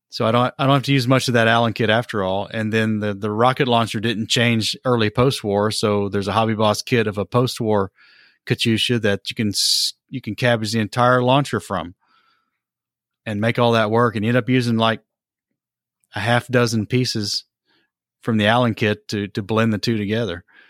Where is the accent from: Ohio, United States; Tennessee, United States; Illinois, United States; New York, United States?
Tennessee, United States; Johnson City; my hometown of Johnson City, Tennessee